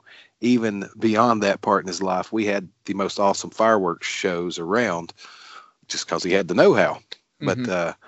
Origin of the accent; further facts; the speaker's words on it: Glade Spring, Virginia, United States; We grew up in Glade Spring, Virginia, very small town.